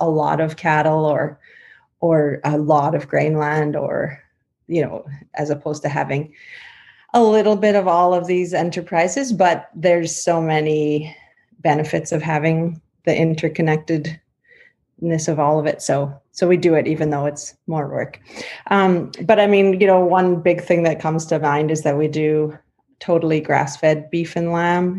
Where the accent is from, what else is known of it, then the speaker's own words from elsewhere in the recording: Yorkton, Saskatchewan, Canada; I grew up on mostly a cattle and grain farm near Yorkton